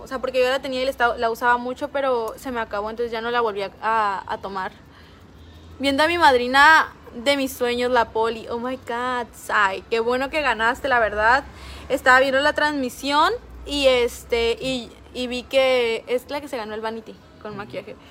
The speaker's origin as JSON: {"language": "Spanish", "region": "Veracruz", "country": "Mexico", "said": "Soy del puerto de Veracruz"}